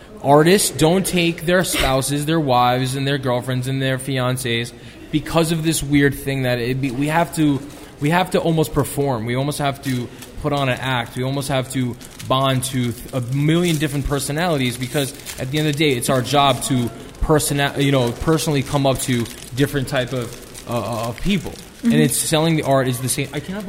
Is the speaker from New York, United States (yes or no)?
yes; New York City, New York, United States; I'm from the Bronx, but I like all New York's teams.